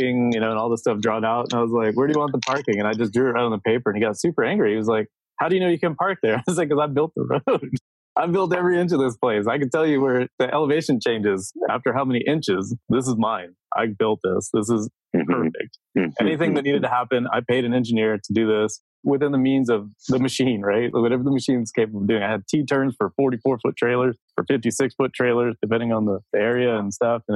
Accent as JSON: {"language": "English", "region": "Texas", "country": "United States", "moved": "yes", "said": "I'm from Texas."}